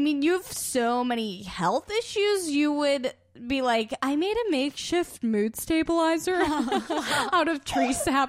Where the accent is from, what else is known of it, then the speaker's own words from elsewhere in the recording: Iowa, United States; I grew up in Iowa.